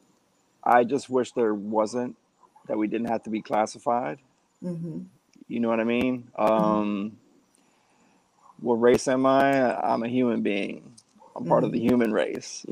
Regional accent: Miami, Florida, United States; originally born and raised in Miami, Florida

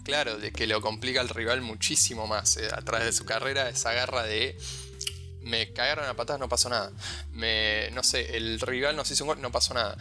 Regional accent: Argentina

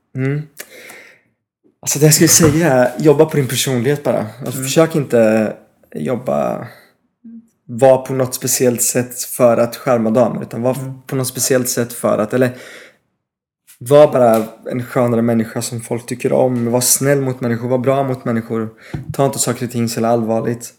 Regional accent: Paris, Île-de-France, France; Swedish is a second language; also born or lived in United Kingdom / Malmö, Sweden / Östergötland, Sweden / Norway; now in Stockholm, Sweden; Jag är halvfransk, halvbritt.

